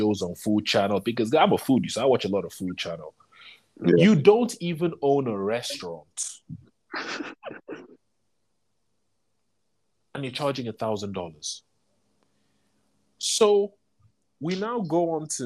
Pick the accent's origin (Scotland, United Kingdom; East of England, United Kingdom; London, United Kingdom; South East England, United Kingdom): London, United Kingdom; moved away; we grew up in London.